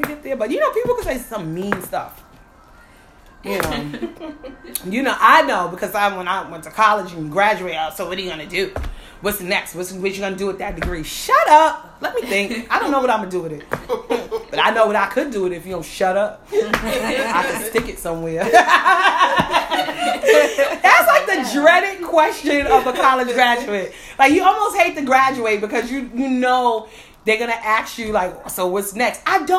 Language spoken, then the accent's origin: English; West Coast, United States; I told y'all, the West Side people don't ever go through nothing. I grew up on the West Coast.